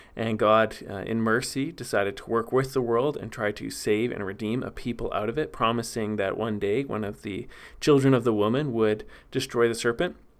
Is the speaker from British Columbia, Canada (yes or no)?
yes; Vernon, British Columbia, Canada; moved away; the city I'm from, Vernon, B C